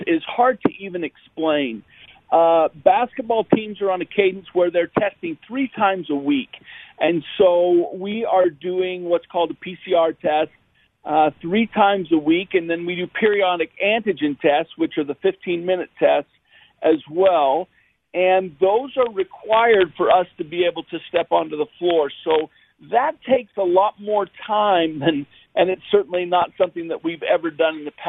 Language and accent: English; Logan, Utah, United States; now in California, United States; I grew up in Logan